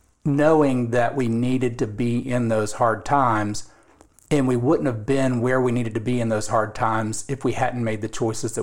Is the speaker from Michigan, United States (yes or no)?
no; Quincy, Florida, United States; born or raised there